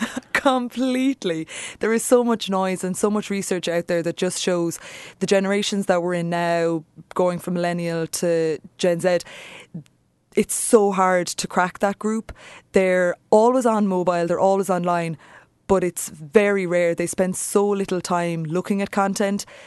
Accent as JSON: {"language": "English", "country": "Ireland", "said": "we're Irish, we're storytellers"}